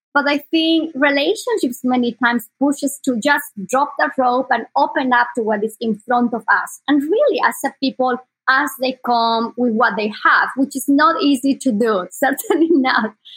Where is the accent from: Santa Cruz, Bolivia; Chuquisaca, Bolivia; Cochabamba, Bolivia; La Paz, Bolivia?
Chuquisaca, Bolivia; Sucre; born or raised there; English is a second language; moved away as an adult; now in Bay Area, United States